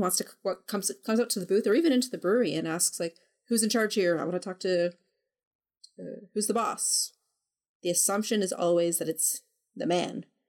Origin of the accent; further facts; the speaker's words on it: Canada; I'm Canadian.